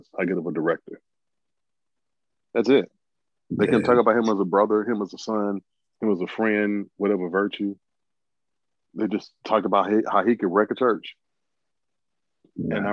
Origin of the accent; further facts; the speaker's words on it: Alabama, United States; growing up in Alabama